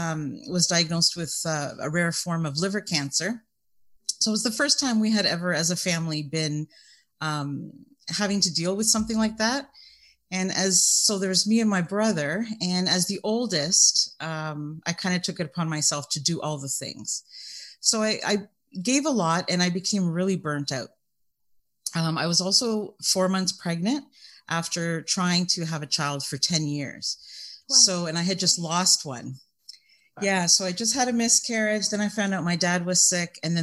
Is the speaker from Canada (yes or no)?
yes; Canada; I'm also Canadian